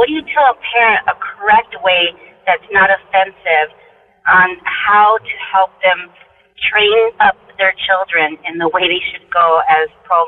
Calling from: Goodyear, Arizona, United States; I'm calling from Goodyear, Arizona. I work at a high school, and I work in the office

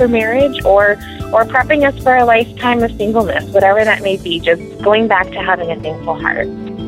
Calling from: Phoenix, Arizona, United States; I'm calling from Phoenix. I am a single, I'm 27

